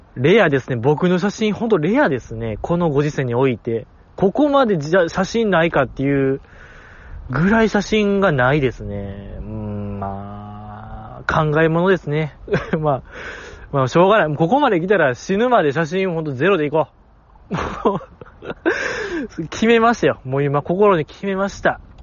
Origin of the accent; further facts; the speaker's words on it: Kansai, Japan; 関西人として